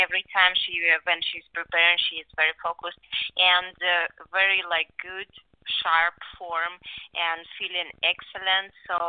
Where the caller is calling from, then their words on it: Houston, Texas, United States; English is a second language; Right now, I'm in Houston, Texas, helping to my sister in her preparation for her upcoming fight